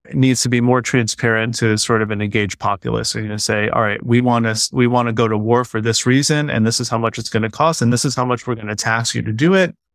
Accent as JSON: {"language": "English", "country": "United States", "said": "as an American"}